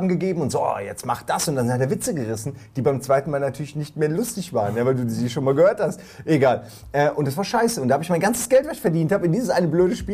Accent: Hamburg, Germany; Als Hamburger ja

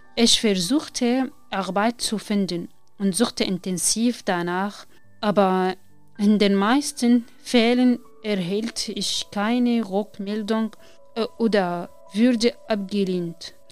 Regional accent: Syria; German is a second language; moved away as an adult; also born or lived in Damascus; now in Germany; komme aus Syrien

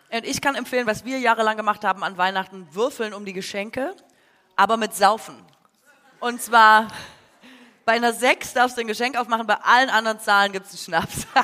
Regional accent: Swabia, Baden-Württemberg, Germany; mir als Schwäbin

